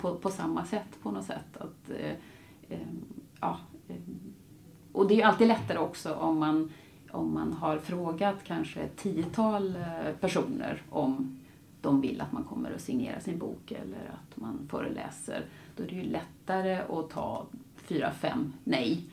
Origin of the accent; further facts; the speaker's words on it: Gothenburg, Västra Götaland, Sweden; moved away; also born or lived in Latin America; nu flyttar jag tillbaka då till eh, Göteborg, min hemstad